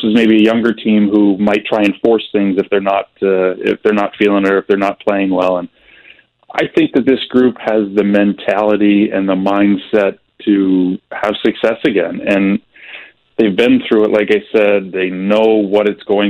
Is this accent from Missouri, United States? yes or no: yes; St. Louis, Missouri, United States; growing up in St. Louis and where youth hockey was, you know, 25 years ago